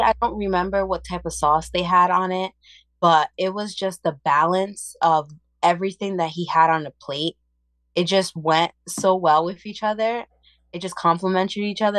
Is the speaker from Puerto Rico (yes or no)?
yes; Puerto Rico; moved away; I'm Puerto Rican and I was born in Puerto Rico